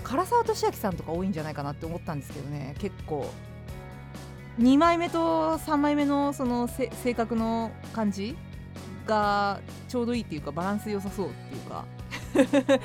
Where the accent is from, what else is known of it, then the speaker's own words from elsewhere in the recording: Fukuoka, Japan; moved away; 私の実家がある福岡の方